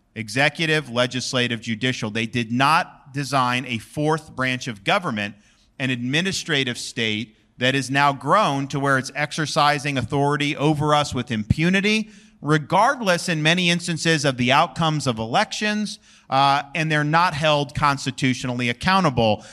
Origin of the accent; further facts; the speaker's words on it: Florida, United States; I was born and raised in Florida